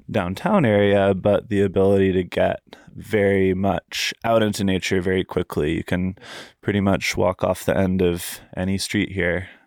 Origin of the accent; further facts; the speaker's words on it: Fairfax, United States; I think when you're growing up in Fairfax, it's it's hard to really realize how good you've got it as far as your surroundings go.